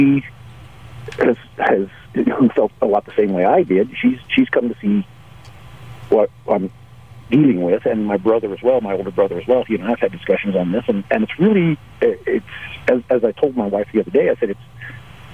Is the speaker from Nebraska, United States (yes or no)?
no; Albuquerque, New Mexico, United States; Growing up in Albuquerque, of course, I was around a lot of Hispanics